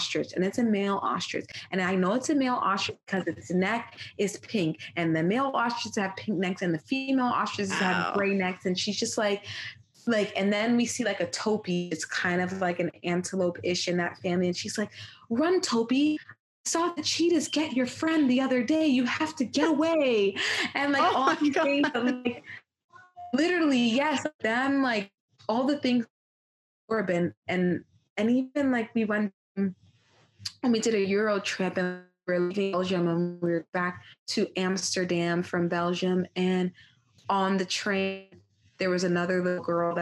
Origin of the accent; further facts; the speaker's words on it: Jamaica; I am Jamaican